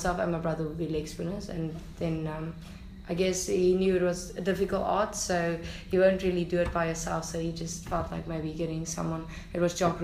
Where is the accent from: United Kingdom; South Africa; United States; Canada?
South Africa; Pretoria, Gauteng; now in Port Elizabeth, South Africa; Born and bred in Pretoria, Gauteng. Currently living in Port Elizabeth down the east coast.